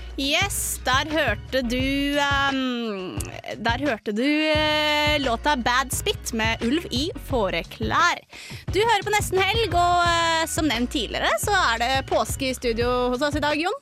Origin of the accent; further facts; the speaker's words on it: Romerike, Akershus, Norway; also born or lived in Fetsund; now in Trondheim, Norway; på Romerike, der jeg er fra